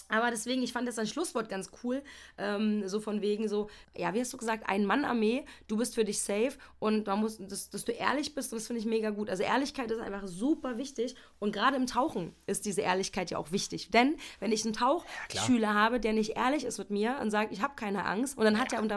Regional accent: East Germany, Germany; da ist die, die Art und Weise der Erziehung schon anders gelaufen als bei mir, als, als Ossi-Kind noch so, finde ich.

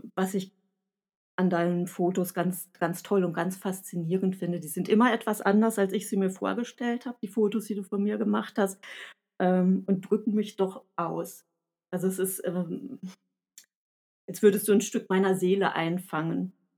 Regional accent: Sauerland, North Rhine-Westphalia, Germany; accent: Sauerland; ich spreche mit sauerländischem Akzent

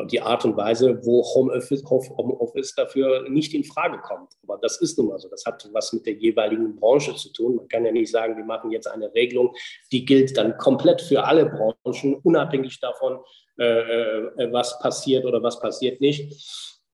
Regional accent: North Rhine-Westphalia, Germany; ich komme aus Nordrhein-Westfalen

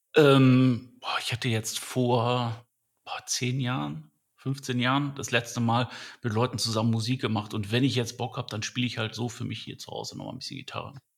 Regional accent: Düsseldorf, North Rhine-Westphalia, Germany; ich bin in Düsseldorf aufgewachsen

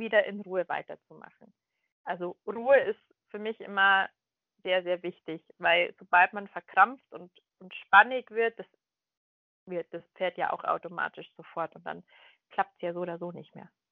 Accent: Munich, Bavaria, Germany; ich komme ja aus München

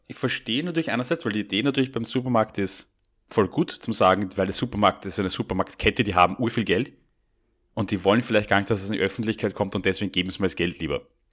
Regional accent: Austria

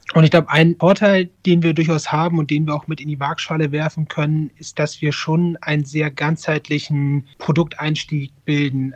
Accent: Northern Germany, Germany; moved away as an adult; also born or lived in Mainz / Frankfurt; now in Düsseldorf, Germany; ich bin eigentlich Norddeutscher

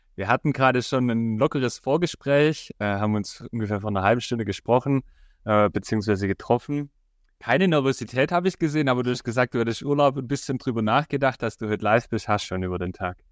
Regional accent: Rottenburg am Neckar, Baden-Württemberg, Germany; ich komme ja aus Rottenburg

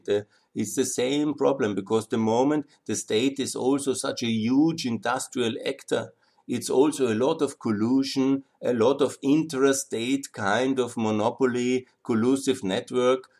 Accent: Austria; I'm from Austria, I talk about we.

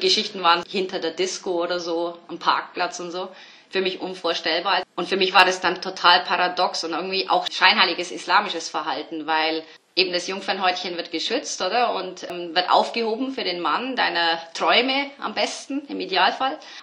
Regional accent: Bavaria, Germany; ich bin ja aus Bayern

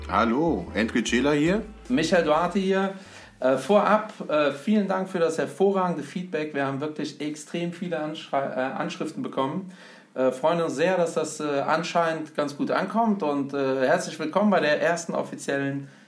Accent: Germany; Ja, also ich bin ja in Deutschland äh, groß geworden, bin ja portugiesischer Abstammung

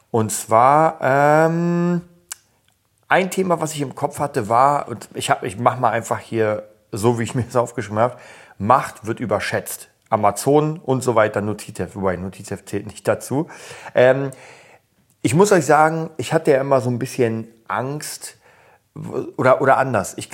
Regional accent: Berlin, Germany; ich komme aus Kreuzberg und ich weiß, wie es damals war.

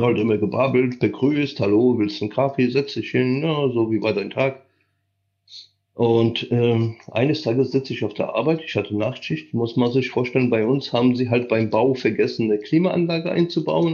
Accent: Silesian Voivodeship, Poland; moved away; ich bin, wie gesagt, in Oberschlesien geboren mit österreichischen Wurzeln, also mütterlicherseits sind alle aus Österreich.

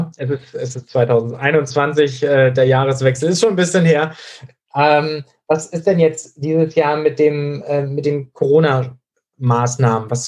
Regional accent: Schleswig-Holstein, Germany; Das ist in Schleswig-Holstein, wo ich herkomme, natürlich auch so gewesen. Da hatte der Kreis Pinneberg andere Regeln als der Kreis Schleswig-Flensburg.

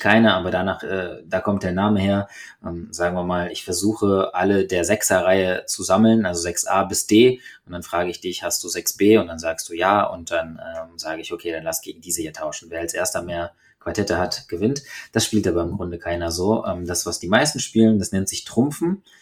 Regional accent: Germany; bei uns in Deutschland

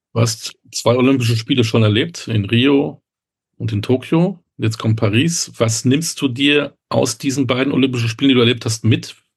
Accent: Münster, North Rhine-Westphalia, Germany; ich komme aus Münster, aus der Fahrradstadt

